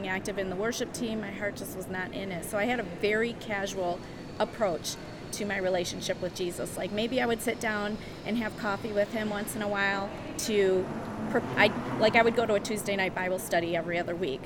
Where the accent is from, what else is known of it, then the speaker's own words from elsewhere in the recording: Berkley, Michigan, United States; also born or lived in Adrian, Michigan; I grew up in Berkeley, Michigan, which is just northwest of Detroit